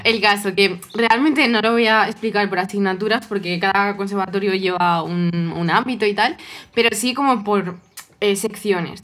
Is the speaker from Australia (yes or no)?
no; Toledo, Castilla-La Mancha, Spain; yo soy de Toledo, soy toledana